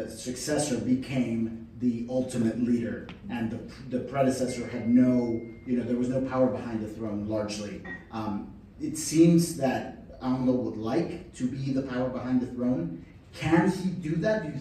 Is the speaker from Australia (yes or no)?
no; Medellín, Antioquia, Colombia; now in Washington, United States; Uh, I'm from Medellin originally.